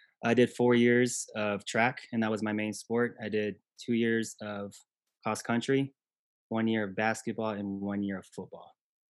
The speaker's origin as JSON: {"language": "English", "region": "Okinawa", "country": "Japan", "tie": "born there", "said": "I was born in Okinawa, Japan."}